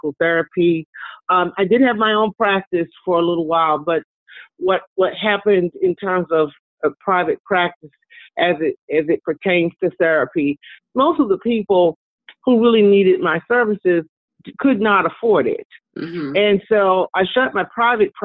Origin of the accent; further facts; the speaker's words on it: New York City, New York, United States; moved away as an adult; now in Atlanta, United States; I am originally from Brooklyn, New York